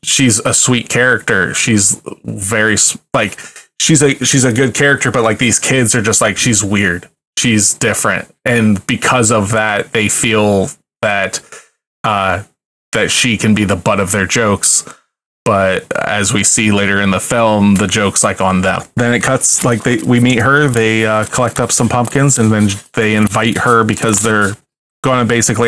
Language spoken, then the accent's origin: English; Ohio, United States; We're from Ohio